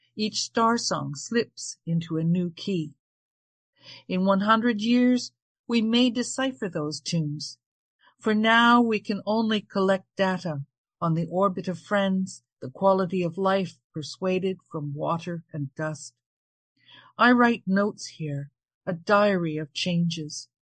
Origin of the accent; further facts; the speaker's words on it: Ontario, Canada; moved away as an adult; also born or lived in Toronto; now in Charlottetown, Newfoundland, Canada; I was born in Ontario. I lived there most of my life, but I moved to the eastern coast of Newfoundland in December 2020